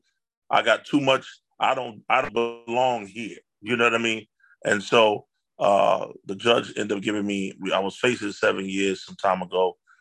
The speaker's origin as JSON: {"language": "English", "town": "Buffalo", "region": "New York", "country": "United States", "tie": "born or raised there", "said": "I grew up in the Langfield Projects and I never even knew all of what Buffalo had."}